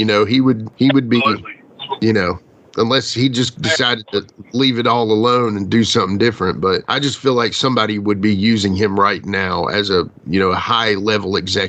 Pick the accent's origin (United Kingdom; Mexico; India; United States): United States; Southwest Virginia; We grew up in Southwest Virginia.